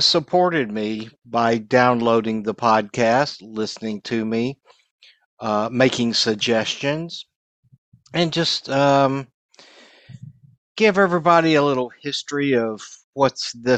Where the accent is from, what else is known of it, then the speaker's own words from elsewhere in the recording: Dallas, Texas, United States; moved away as an adult; also born or lived in Southern California; I am originally from Dallas, Texas. Spent a lot of years here in Dallas and North Texas